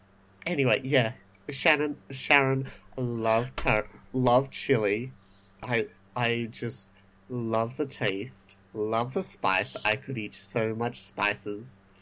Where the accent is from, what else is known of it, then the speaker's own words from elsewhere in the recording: Australia; We're Australian, not Texan.